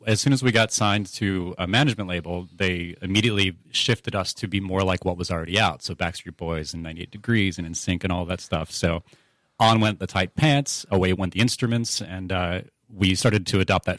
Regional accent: Orlando, Florida, United States; Yes, I went to high school in Orlando, Florida

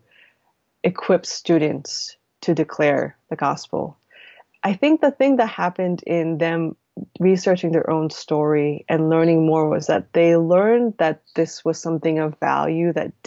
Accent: United States; I'm Korean American

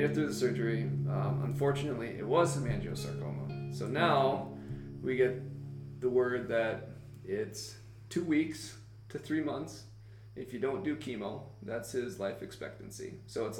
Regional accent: Illinois, United States; moved away; my hometown of Illinois

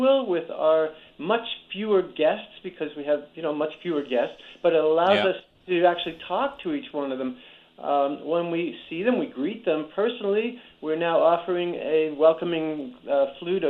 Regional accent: New Rochelle, New York, United States; I grew up in New Rochelle, New York

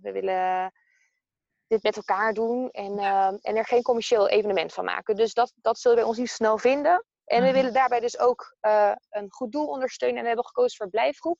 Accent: Amersfoort, Utrecht, Netherlands; ik kom uit Amersfoort

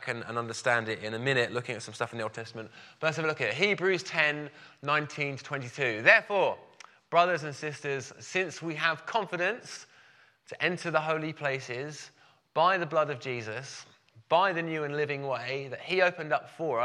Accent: Brighton, South East England, United Kingdom; I'm from Brighton

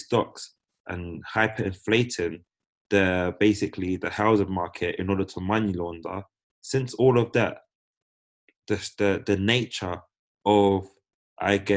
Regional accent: United Kingdom; being born British

